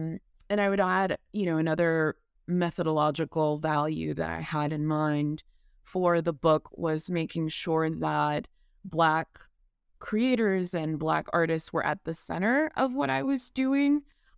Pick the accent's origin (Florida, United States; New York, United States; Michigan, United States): Florida, United States; Miami; Miami, which is my hometown.